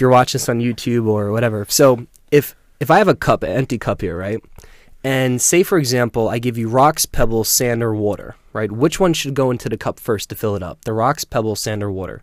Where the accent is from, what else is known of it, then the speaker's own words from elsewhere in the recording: Selden, New York, United States; also born or lived in Centerport, New York; I grew up in Long Island, Selden, um, living in Huntington Center Port now